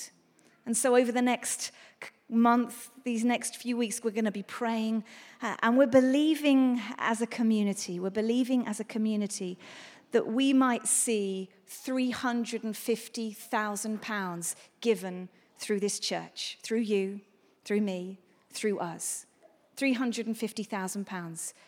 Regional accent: England, United Kingdom; we're English

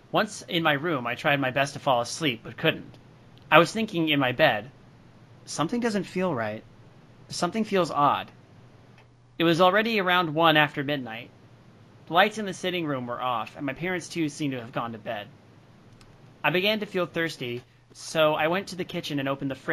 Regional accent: Tochigi, Japan; now in Tokyo, Japan; I decided to go back to my hometown of Tochigi.

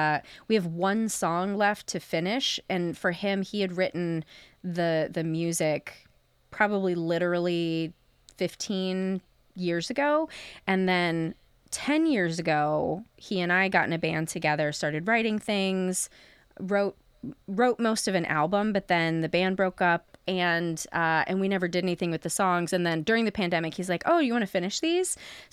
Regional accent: Fairfield, Ohio, United States; now in Chicago, United States; I am from Southern Ohio, a little town outside of Cincinnati called Fairfield.

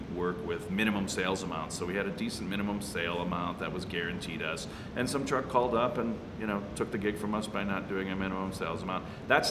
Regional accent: Chicago, Illinois, United States; now in Denver, United States; I'm from Chicago

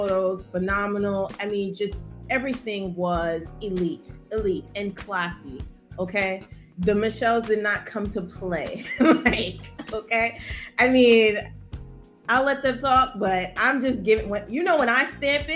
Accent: New York City, New York, United States; moved away; I'm from Brooklyn

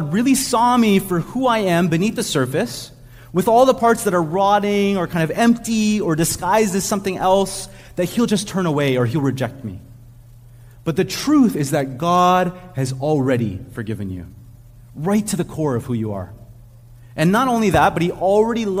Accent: Montreal, Quebec, Canada; also born or lived in Ontario; now in Montreal, Canada; when we grew up in Montreal, but when we were living in Ontario

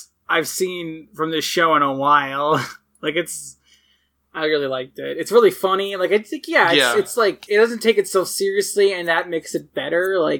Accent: Canada; As a Canadian

